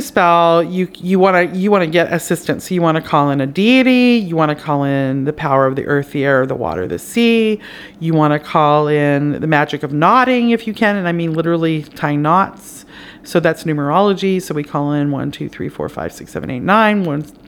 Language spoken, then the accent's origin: English; Canada; now in United States; I'm Canadian